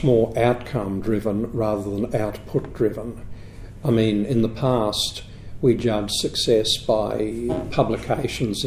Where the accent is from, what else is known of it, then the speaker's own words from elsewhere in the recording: Queensland, Australia; moved away as an adult; also born or lived in Melbourne / United States; now in Sydney, Australia; I'm a Queenslander